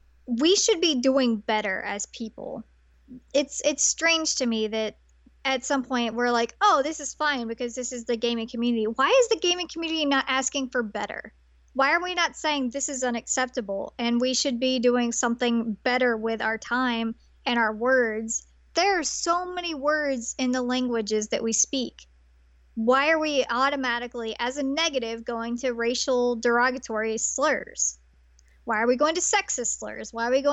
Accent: Tennessee, United States; I grew up in Tennessee.

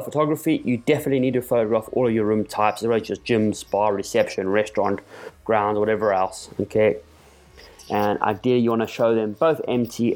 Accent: South Africa; my home country of South Africa

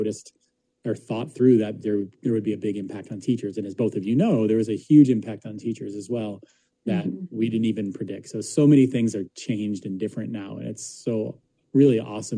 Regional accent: Buffalo, New York, United States; moved away as an adult; also born or lived in Florida; now in Calgary, Canada; I come from Buffalo, which is plenty cold

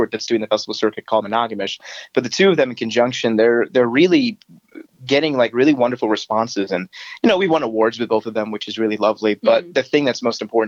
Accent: outside of Philadelphia, Pennsylvania, United States; accent: Philly; also born or lived in Switzerland; now in Los Angeles, United States; I was born in Switzerland. I grew up outside of Philly

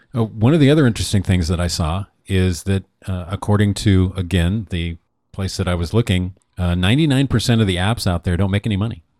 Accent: Newport, Oregon, United States; born or raised there; moved away

